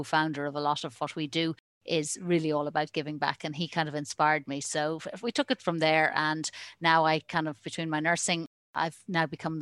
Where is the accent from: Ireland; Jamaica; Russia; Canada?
Ireland; also born or lived in United States; I was born in Ireland